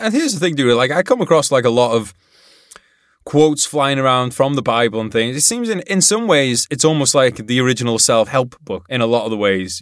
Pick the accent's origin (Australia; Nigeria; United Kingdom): United Kingdom; Wales; I'm from Wales